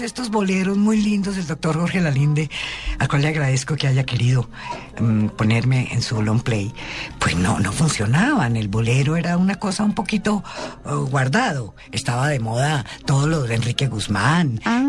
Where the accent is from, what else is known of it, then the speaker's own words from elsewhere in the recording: Bogotá, Colombia; accent: cachaca; also born or lived in Colombian Caribbean coast; Y así terminé en Bogotá, en Chapinero pasé toda mi, mi juventud, mi infancia, mi juventud. Y me quedé en Bogotá y ya soy Rola. Y yo voy a Barranquilla y me dicen cachaca